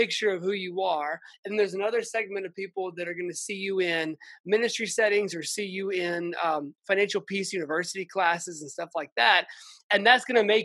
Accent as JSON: {"language": "English", "town": "Atlanta", "region": "Georgia", "country": "United States", "tie": "born or raised there", "also_born_or_lived": "Memphis", "moved": "yes", "said": "my hometown of Atlanta, Georgia. We're both from Atlanta."}